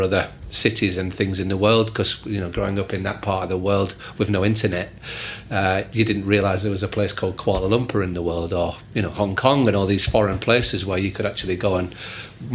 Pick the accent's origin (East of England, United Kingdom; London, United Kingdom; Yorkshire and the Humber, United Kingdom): Yorkshire and the Humber, United Kingdom; I grew up in Yorkshire, England